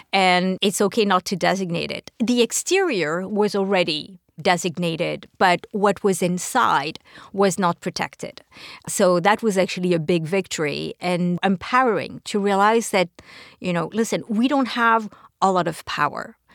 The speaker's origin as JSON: {"language": "English", "country": "France", "moved": "yes", "lives_now": "New York City, United States", "said": "I'm from France originally"}